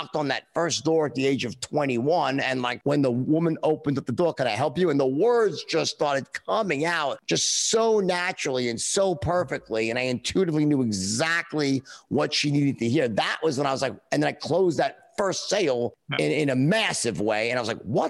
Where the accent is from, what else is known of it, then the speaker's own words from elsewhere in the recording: New York City, New York, United States; I grew up in a middle class, lower middle class family in Queens